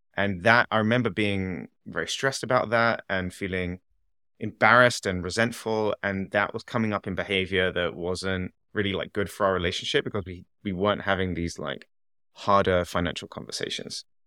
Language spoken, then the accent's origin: English; England, United Kingdom; moved away as an adult; also born or lived in Canada; I'm from England